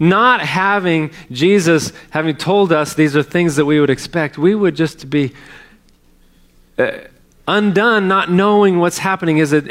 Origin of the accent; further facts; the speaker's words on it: California, United States; now in Texas, United States; I grew up in California.